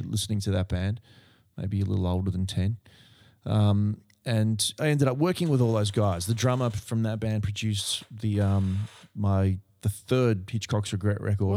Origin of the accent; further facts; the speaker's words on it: Berkeley Vale, New South Wales, Australia; where I grew up in Berkeley Vale